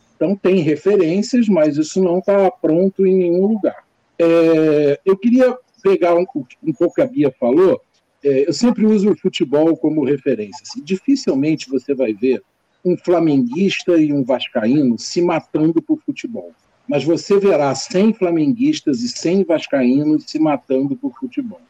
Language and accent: Portuguese; Brazil; nós somos brasileiros